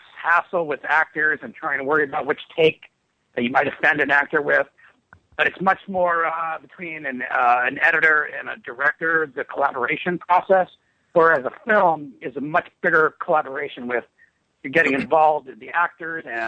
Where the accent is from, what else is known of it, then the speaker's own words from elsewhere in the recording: New Jersey, United States; also born or lived in Ohio; I'm from Jersey.